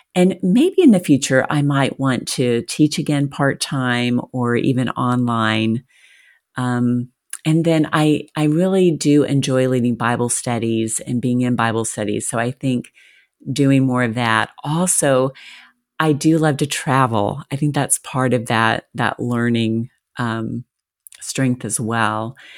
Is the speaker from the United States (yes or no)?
yes; the South, United States; I was raised in the South.